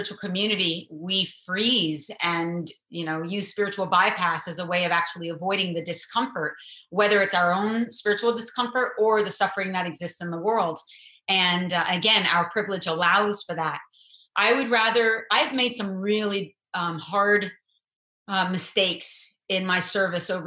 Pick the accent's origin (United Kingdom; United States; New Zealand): United States; as an American Jew